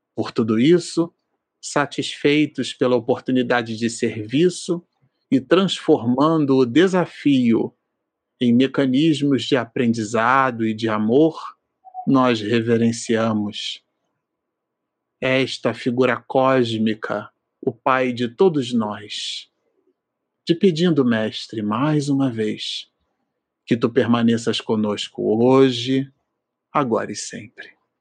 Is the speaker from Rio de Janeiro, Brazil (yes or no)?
yes; Rio de Janeiro, Brazil; nossa juventude, lá em Santa Cruz, no Rio de Janeiro, na Zona Oeste